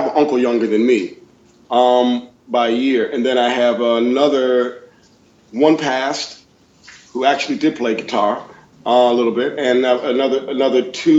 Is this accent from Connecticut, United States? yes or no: yes; Bloomfield, Connecticut, United States; I'm from Bloomfield, Connecticut originally. And as a kid growing up here in New England